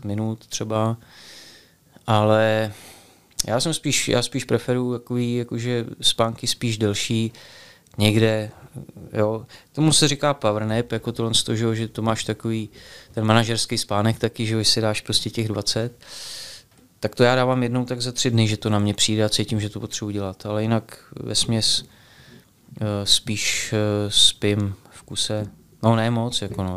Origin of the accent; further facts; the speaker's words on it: Bohemia, Czechia; u nás v Čechách